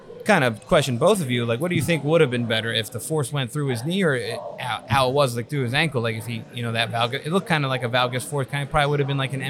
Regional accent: Vineland, New Jersey, United States; I'm from Vineland

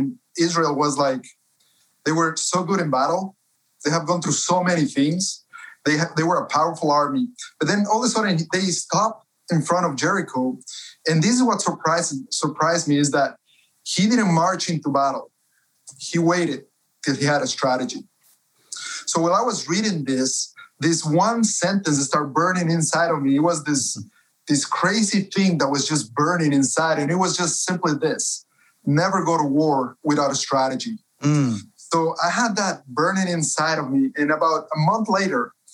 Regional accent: Cuenca, Azuay, Ecuador; moved away as an adult; now in United States; I was born and raised in Cuenca, Ecuador, been in the States for 11 years.

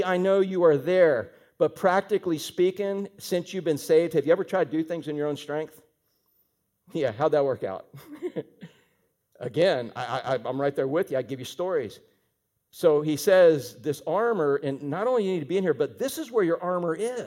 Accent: Fort Pierce, Florida, United States; I'm from the Fort

